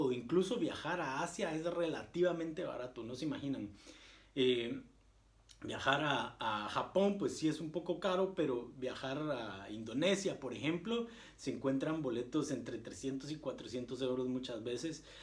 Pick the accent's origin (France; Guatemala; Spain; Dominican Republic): Guatemala; now in Germany; No se imaginan la cantidad de alemanes que uno conoce y yo les digo, eh, ah, pues mira que yo vengo de Guatemala